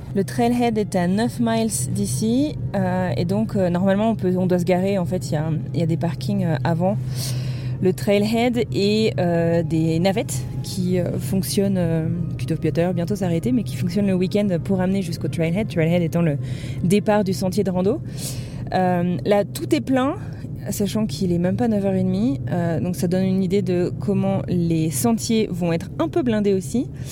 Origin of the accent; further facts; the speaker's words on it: France; accent: French; now in Colorado, United States; mon accent français